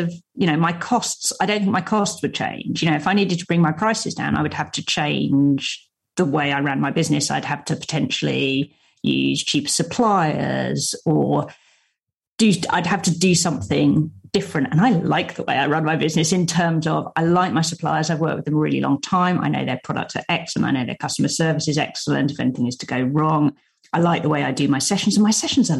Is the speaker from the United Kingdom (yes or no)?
yes; London, United Kingdom; also born or lived in Cambridge; I'm a London girl. I grew up in London.